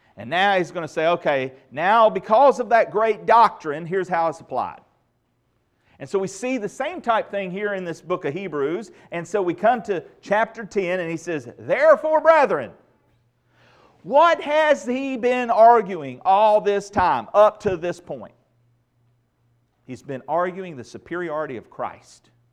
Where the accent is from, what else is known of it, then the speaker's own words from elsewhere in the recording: United States; growing up in Redneck, Randolph County